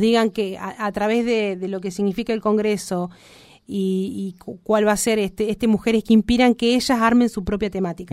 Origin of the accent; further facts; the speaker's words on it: Argentina; Nos merecemos como Argentina, como argentinos